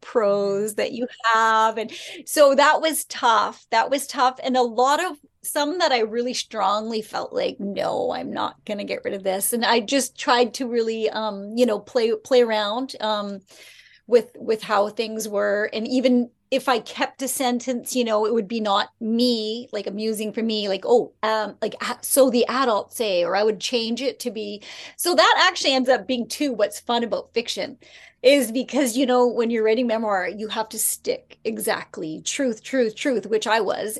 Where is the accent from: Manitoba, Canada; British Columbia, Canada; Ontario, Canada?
British Columbia, Canada; Prince Rupert; I've loved growing up in Prince Rupert